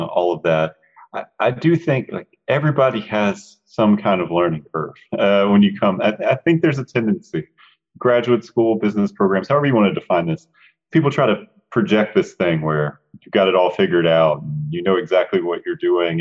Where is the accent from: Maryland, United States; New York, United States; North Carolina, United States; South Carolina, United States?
North Carolina, United States; Charlotte; Charlotte's my hometown